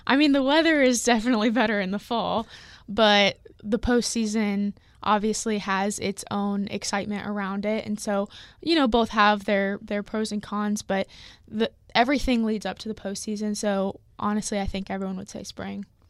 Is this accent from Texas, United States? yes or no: no; Lee's Summit, Missouri, United States; I'm from Lee Summit, Missouri